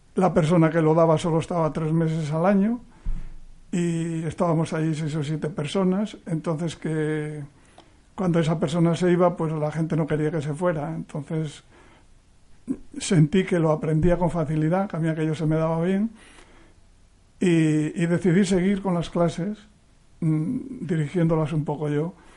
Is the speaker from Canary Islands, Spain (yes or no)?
no; Cieza, Cantabria, Spain; yo nací en un pueblo del interior de Cantabria, como pone ahí, nací en Cieza, que es un pueblo eh, ganadero